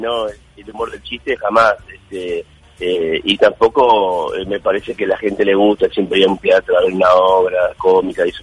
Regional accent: Montevideo, Uruguay; moved away; Llegué a jugar llegué a jugar en la reserva de mi club, de Racing Club de Montevideo.

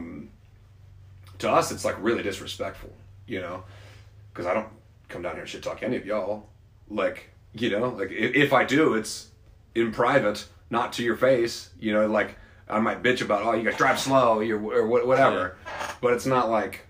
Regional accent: Ohio, United States; now in South Carolina, United States

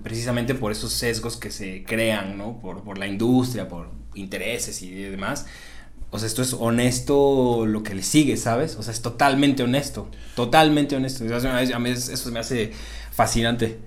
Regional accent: Xalapa, Veracruz, Mexico; moved away; allá en mi tierra, en Jalapa, Veracruz

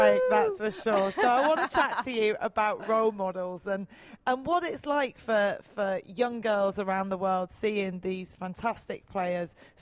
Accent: England, United Kingdom; growing up in England

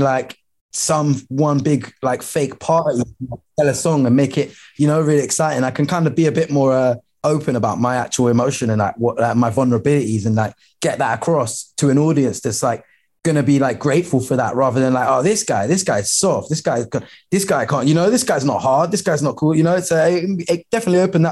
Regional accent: London, United Kingdom; I'm from Lewisham

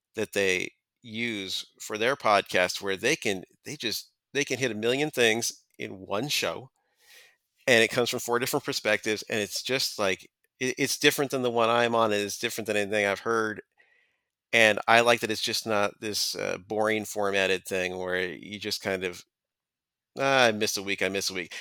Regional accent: San Diego, California, United States; I've been writing about beer in San Diego County, my hometown, for about thirteen years

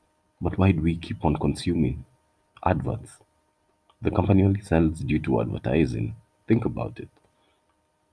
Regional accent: Kenya; as a Kenyan, that's my debt

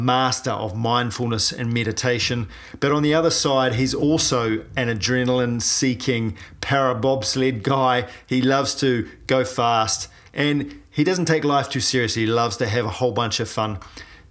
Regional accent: New Zealand; I'm a paraplegic from New Zealand

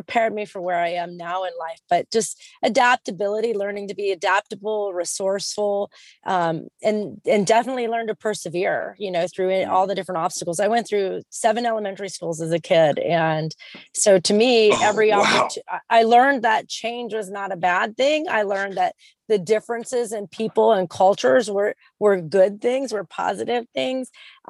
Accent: San Diego, California, United States; also born or lived in Texas / Utah / Washington State / South Carolina; I'm originally from San Diego, California, but I'm a native rat. So I've lived all over the place. I've lived in Texas, Utah, Washington State, South Carolina, North Carolina, Tennessee, New York, Georgia.

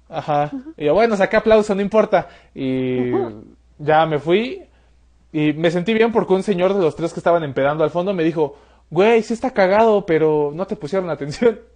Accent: Mexico City, Mexico; yo soy de la Ciudad de México, no soy de Pachuca

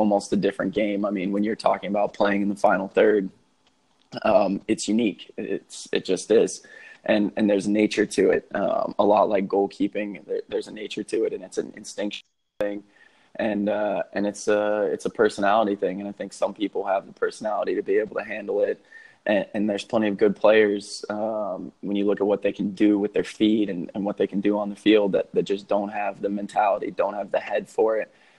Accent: Dallas, Texas, United States; I grew up in Dallas, Texas

